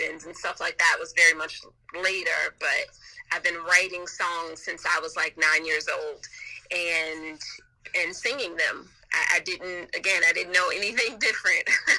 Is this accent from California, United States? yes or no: yes; Compton, California, United States; also born or lived in Los Angeles; I grew up in Los Angeles by way of Compton